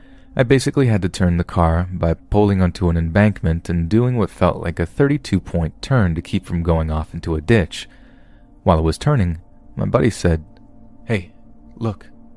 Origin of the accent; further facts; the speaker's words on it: Kentucky, United States; I lived in Kentucky, my home state, at the time